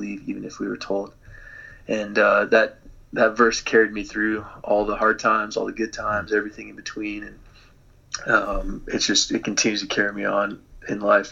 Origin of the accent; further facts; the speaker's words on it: Dallas, Texas, United States; moved away; I grew up in Dallas, Texas, kind of the Bible Belt